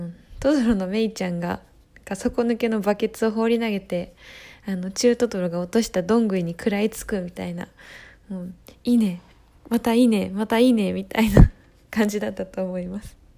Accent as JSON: {"language": "Japanese", "town": "Yokohama", "region": "Kanagawa", "country": "Japan", "tie": "born or raised there", "moved": "as an adult", "lives_now": "Arita, Japan", "said": "地元横浜から佐賀県有田町へやってきた"}